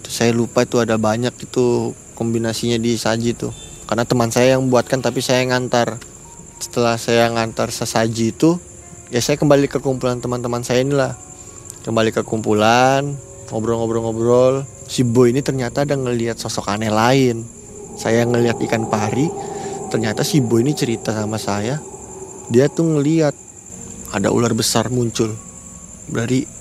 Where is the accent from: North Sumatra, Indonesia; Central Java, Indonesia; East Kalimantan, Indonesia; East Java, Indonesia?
East Kalimantan, Indonesia; ya mudah-mudahan aja ya kami orang Kalimantan ini welcome lah tetap lah terima aja bagi pendatang karena di Kalimantan Timur ini khususnya karena mau ada IKN